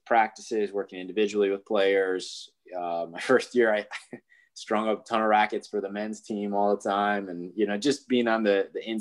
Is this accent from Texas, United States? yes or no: no; Michigan, United States; I'm from Michigan